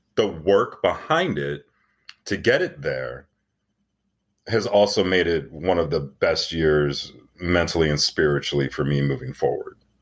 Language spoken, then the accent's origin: English; Tucson, Arizona, United States; I grew up in Tucson, Arizona